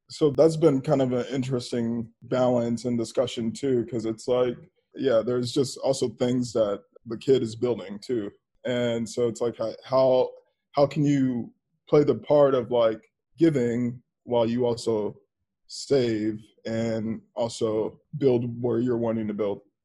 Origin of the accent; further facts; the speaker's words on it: Dallas, Texas, United States; moved away as an adult; also born or lived in Washington, District of Columbia, United States / Los Angeles; I grew up in Dallas, but I became a grown up in DC